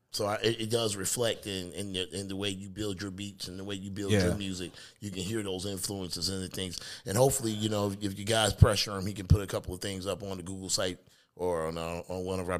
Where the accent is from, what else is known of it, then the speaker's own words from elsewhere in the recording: Detroit, Michigan, United States; after I moved from Detroit, I moved to Lansing, Michigan. It was like a culture shock to go from the neighborhood and the hood of Detroit and hearing what was on the radio in Detroit